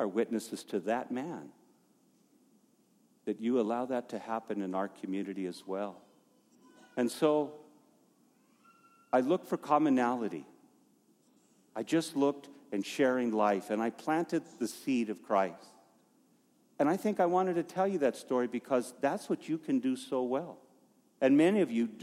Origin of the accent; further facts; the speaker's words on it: Safford, Arizona, United States; also born or lived in Flagstaff, Arizona; just down the road from where I was born, in Safford